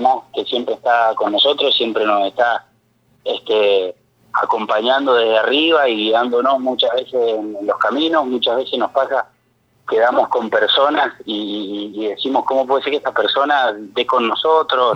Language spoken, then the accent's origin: Spanish; Greater Mendoza, Argentina; Nosotros somos de Mendoza Capital